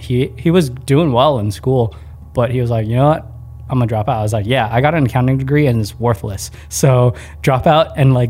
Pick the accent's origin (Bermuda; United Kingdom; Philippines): Philippines; We're pretty fair-skinned for being Filipino, and in the Philippines, everyone's pretty brown.